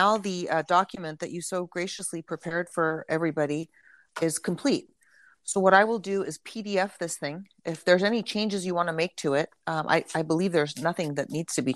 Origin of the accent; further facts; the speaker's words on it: Santa Cruz, California, United States; I come from Santa Cruz